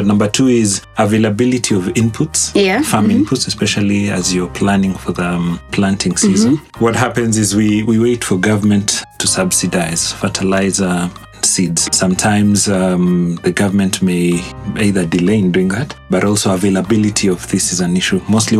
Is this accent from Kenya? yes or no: yes; Kitale, Trans-Nzoia County, Kenya; I think growing up in an agricultural town has been quite interesting. You know, we grew up in seasons.